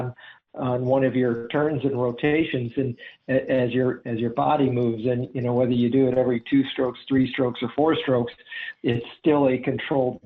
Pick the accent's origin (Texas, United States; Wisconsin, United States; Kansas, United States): Wisconsin, United States; now in Charlotte, United States; I grew up in Wisconsin